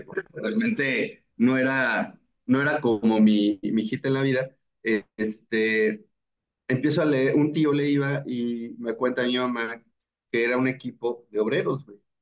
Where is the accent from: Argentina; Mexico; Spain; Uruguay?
Mexico; Mexico City; moved away as an adult; now in Guadalajara, Mexico; para nosotros como chilangos